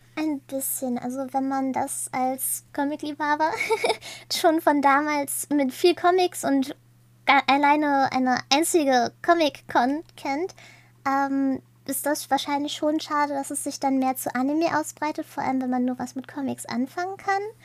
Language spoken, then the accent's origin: German; near Münster, North Rhine-Westphalia, Germany; ich komme ziemlich aus der Nähe von Münster